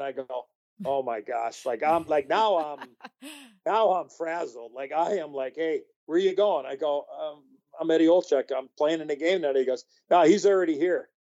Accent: Chicago, Illinois, United States; I grew up in Chicago

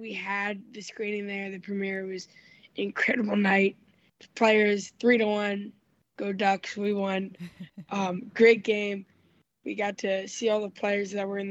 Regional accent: Philadelphia, Pennsylvania, United States; I'm originally from Philadelphia

